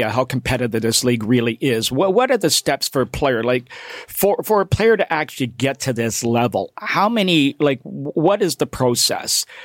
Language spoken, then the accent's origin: English; Scarborough, Ontario, Canada; I grew up in Scarborough, and high school rugby was a big, big sport.